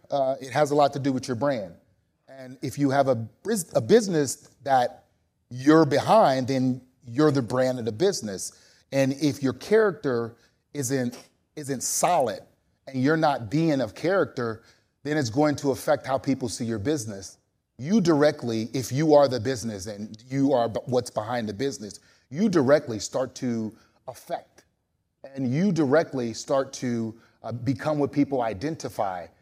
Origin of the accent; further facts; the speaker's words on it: New Orleans, Louisiana, United States; I'm from New Orleans